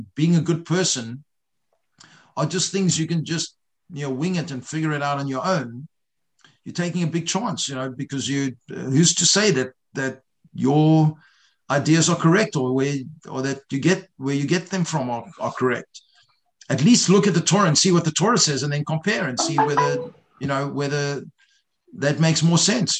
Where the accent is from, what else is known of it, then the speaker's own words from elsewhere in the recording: South Africa; I grew up in South Africa not knowing what Tisha B'Av was.